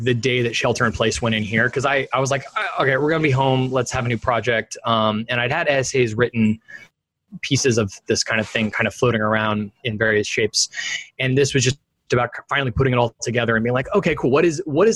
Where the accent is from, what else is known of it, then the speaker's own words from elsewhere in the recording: Sacramento, California, United States; moved away as an adult; also born or lived in San Francisco Bay Area; now in Sausalito, United States; I grew up in Sacramento, California, and I've lived in the San Francisco Bay Area since 2007. Currently, I'm in Sausalito